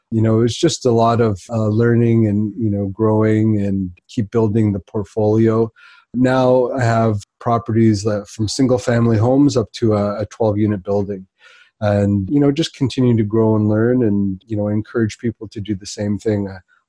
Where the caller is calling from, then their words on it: Whitby, Ontario, Canada; I'm calling in from Whitby, which is just the east of Toronto.